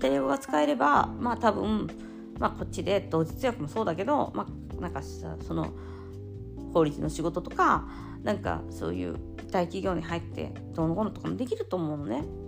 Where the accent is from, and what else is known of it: Japan; now in Italy